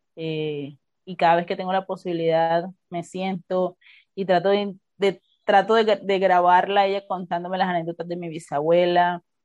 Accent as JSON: {"language": "Spanish", "town": "Barranquilla", "region": "Atlántico", "country": "Colombia", "tie": "born or raised there", "said": "barranquillera, nacida en Barranquilla"}